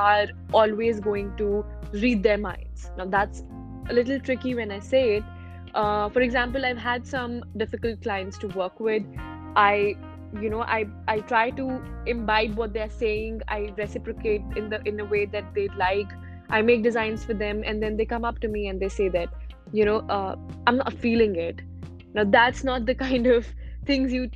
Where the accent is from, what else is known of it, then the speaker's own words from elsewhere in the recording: India; I am from India